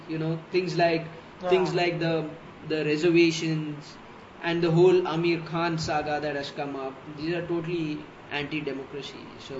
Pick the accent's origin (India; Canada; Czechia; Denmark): India; Mumbai, Maharashtra; born or raised there